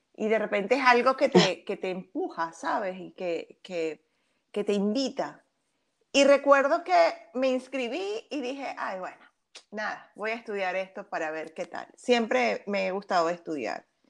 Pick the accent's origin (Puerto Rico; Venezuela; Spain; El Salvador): Venezuela; soy venezolana de nacimiento